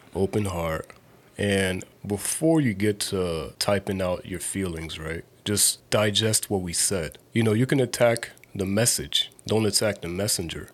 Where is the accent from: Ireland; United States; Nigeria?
Nigeria; As a Nigerian person